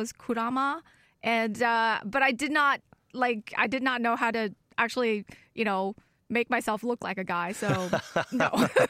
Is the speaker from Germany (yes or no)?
yes; Germany; also born or lived in China; I was born in China and raised in Germany.